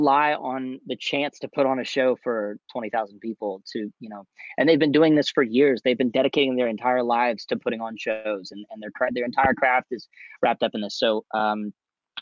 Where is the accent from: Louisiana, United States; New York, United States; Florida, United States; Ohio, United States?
Louisiana, United States; My home state of Louisiana